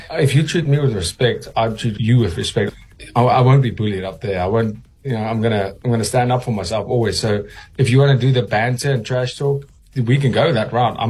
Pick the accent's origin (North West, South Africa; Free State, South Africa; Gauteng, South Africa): North West, South Africa; Hartbeespoort; also born or lived in Welkom, South Africa; I'm being from South Africa, welkom born, grew up in Hartbeespoort, dumb.